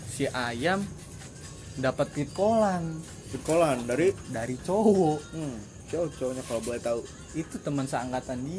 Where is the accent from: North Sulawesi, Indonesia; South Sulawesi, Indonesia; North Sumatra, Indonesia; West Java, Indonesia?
West Java, Indonesia; Cikarang; kita kan sebagai orang Cikarang sini kan ngomong lu gue ke cewek gitu ya